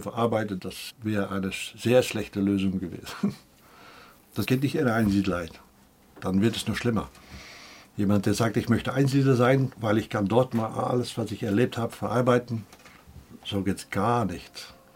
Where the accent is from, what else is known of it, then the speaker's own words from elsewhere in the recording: Belgium; moved away; Und ich bin ein Fremder, ich bin auch Belgier